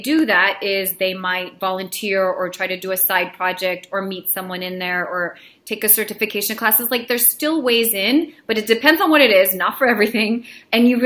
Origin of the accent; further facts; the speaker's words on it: Belarus; now in United States; I was born in Belarus, so I'm, you know, was an immigrant with my family